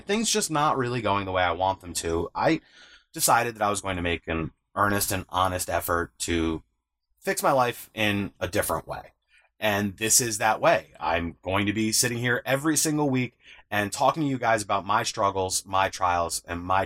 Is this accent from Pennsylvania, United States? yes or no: no; upstate New York, United States; I'm 33 years old from upstate New York.